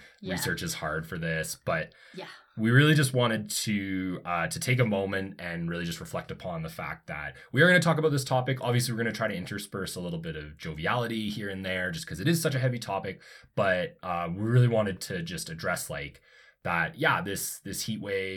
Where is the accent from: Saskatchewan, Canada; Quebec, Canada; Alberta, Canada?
Alberta, Canada; Calgary; also born or lived in Ontario; I grew up in Calgary. I obviously spent some years living in Ontario